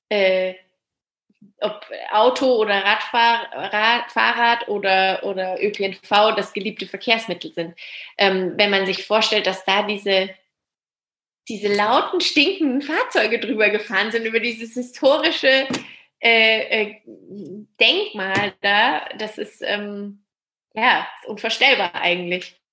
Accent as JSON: {"language": "German", "town": "Würzburg", "region": "Bavaria", "country": "Germany", "tie": "born or raised there", "said": "ich bin ja aus Würzburg, also ich äh, komme von hier und bin auch wieder hierher zurückgekommen"}